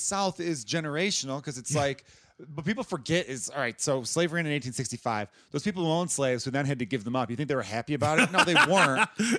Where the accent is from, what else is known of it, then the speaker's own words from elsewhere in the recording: Ireland; Yeah. Because I'm Irish. I think Irish people are the best.